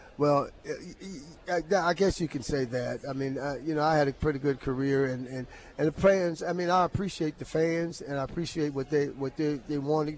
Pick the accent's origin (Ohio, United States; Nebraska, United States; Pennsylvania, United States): Pennsylvania, United States; Beaver County; moved away; the University of Pittsburgh, of course, was not not far from from my hometown, about 30 minutes away.